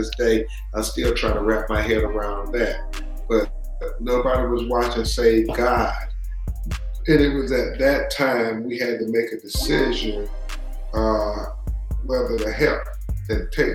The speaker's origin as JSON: {"language": "English", "town": "Lumberton", "region": "North Carolina", "country": "United States", "tie": "born or raised there", "moved": "yes", "lives_now": "Tallahassee, United States", "said": "I was born in Lumberton, North Carolina"}